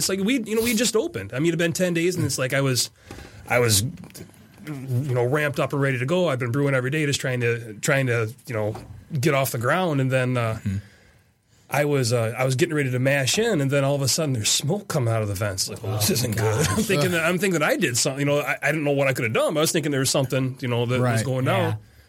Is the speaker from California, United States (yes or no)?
no; Burton, Michigan, United States; Burton, Michigan. Burton, Michigan. Just east of Flint.